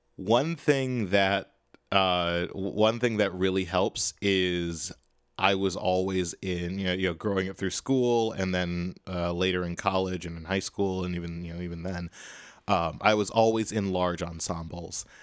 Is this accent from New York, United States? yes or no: no; Chicago, Illinois, United States; now in Boston, United States; I am from Chicago.